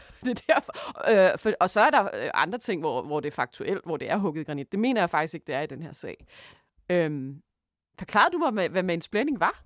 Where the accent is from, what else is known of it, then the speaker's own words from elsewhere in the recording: Denmark; vi som danskere